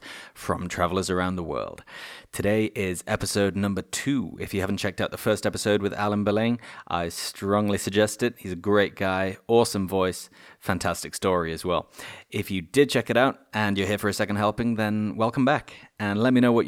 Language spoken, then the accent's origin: English; England, United Kingdom; I'm from England